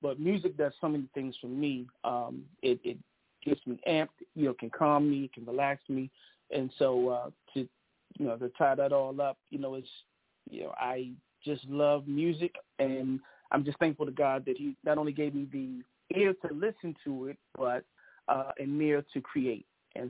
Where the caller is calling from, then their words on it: Bowie, Maryland, United States; So I am calling from Bowie, Maryland, which is about 15 minutes outside of the D.C. area, Chocolate City.